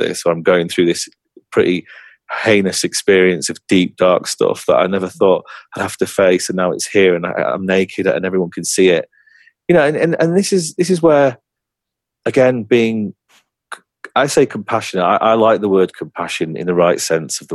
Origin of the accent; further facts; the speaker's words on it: England, United Kingdom; I'm from England